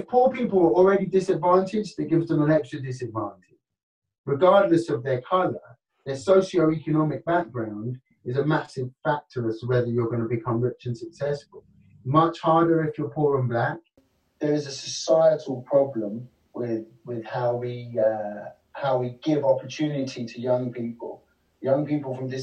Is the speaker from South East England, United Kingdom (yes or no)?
yes; Kent, South East England, United Kingdom; also born or lived in London; I was born in London, but I grew up in Kent